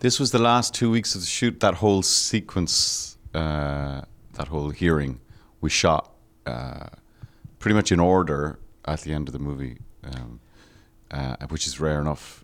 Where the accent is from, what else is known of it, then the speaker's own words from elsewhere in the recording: Ireland; growing up in Ireland